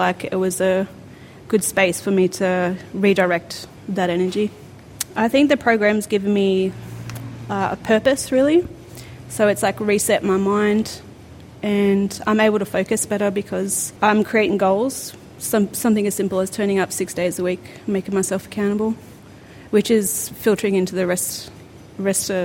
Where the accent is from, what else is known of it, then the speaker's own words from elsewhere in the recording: South Coast, New South Wales, Australia; I was born and bred on the South Coast.